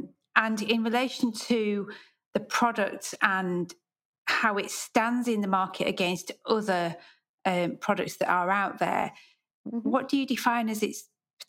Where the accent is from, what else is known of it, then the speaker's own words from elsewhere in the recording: United Kingdom; So as a British designer, I have many times explored platforms that are designed for international markets.